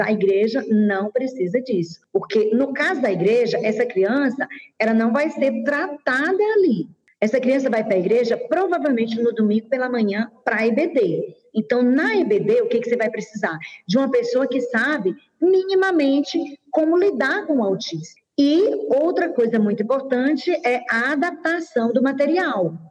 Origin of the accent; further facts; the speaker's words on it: Teresina, Piauí, Brazil; also born or lived in Goiás; now in Goiânia, Brazil; eu sou de Teresina, Piauí, já moro há 22 anos em Goiás e atualmente estou em Goiânia